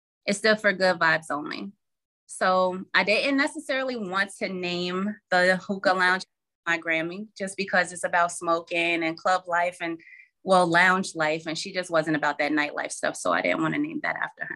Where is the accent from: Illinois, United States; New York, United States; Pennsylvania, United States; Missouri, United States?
New York, United States; Albany; moved away as an adult; now in Charlotte, United States; born and raised in Albany, New York, never left until last year.